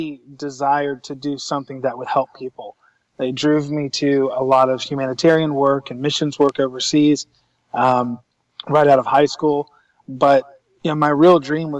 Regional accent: Columbia, South Carolina, United States; I was born and raised in Columbia, South Carolina, in the southeast United States

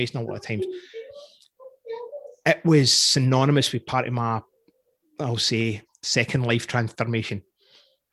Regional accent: Scotland, United Kingdom; now in Canada; I'm Scottish

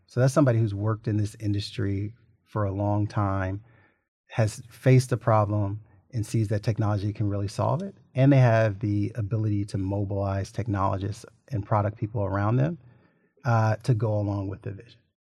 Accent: Little Rock, Arkansas, United States; growing up in Little Rock, I had two people investors as parents

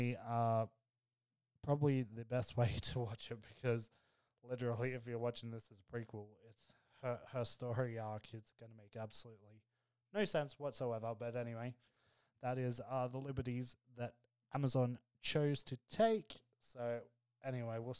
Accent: Australia; me being Aussie

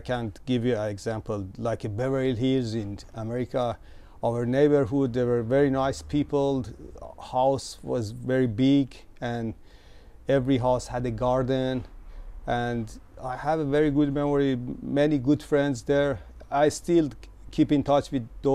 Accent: Tehran, Tehran Province, Iran; moved away as an adult; I was born in Tehran

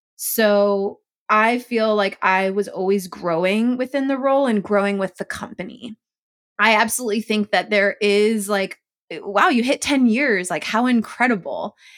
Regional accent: Chula Vista, California, United States; I'm being from San Diego

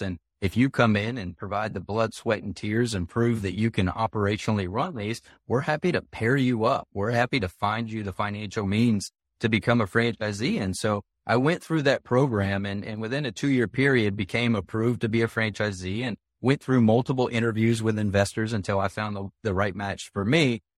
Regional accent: South Carolina, United States; my home state of South Carolina

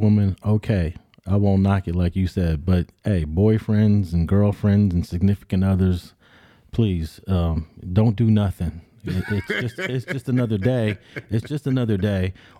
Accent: New York City, New York, United States; now in Los Angeles, United States; I was born in New York City, and I used to think New York is its own entity.

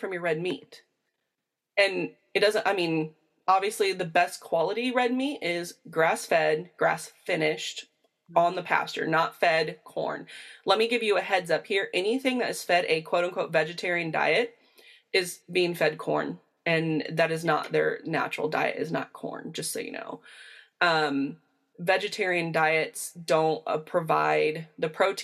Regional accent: Indiana, United States; where I come from in Indiana

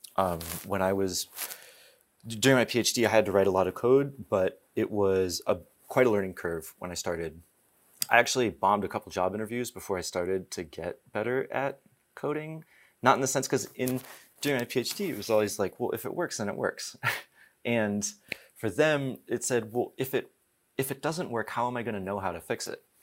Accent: East Coast, United States; also born or lived in Alsace, France; now in California, United States; I live in California, but I'm from the East Coast.

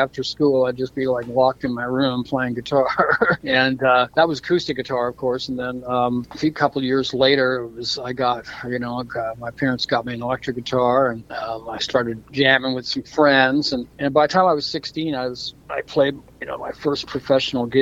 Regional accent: Florida, United States; also born or lived in Toronto, Canada; my family moved to Florida when I was quite young. So I've been in the States since I was a kid.

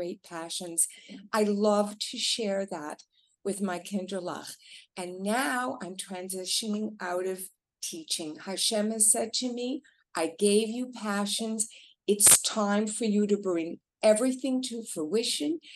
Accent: Canada; moved away; I'm originally from Canada

